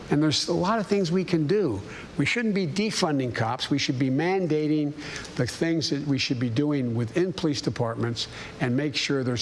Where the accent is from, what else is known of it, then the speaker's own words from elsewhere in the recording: Claymont, Delaware, United States; the neighborhood I grew up I grew up in Claymont either became a cop, a firefighter, or a priest.